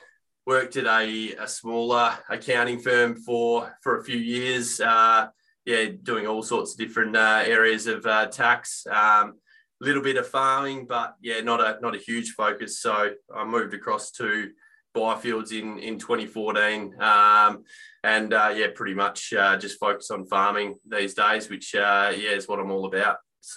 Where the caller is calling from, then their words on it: Perth, Western Australia, Australia; In the Perth office here, Jack.